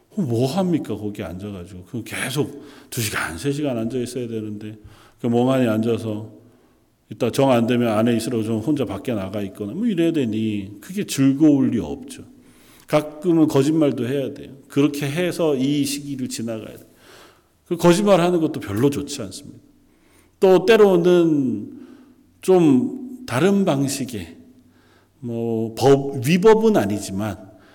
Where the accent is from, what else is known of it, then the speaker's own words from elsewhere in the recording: South Korea; moved away as an adult; now in Canada; 이미 캐나다로 떠나온 지 꽤 오래되었고 어렸을 적에 자라던 함께 자라던 친구들은 그리 많지 않고